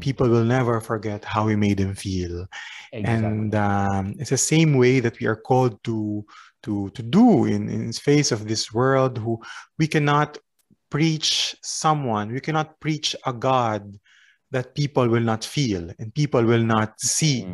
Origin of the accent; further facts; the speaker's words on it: Philippines; moved away as an adult; now in France; where I was from the Philippines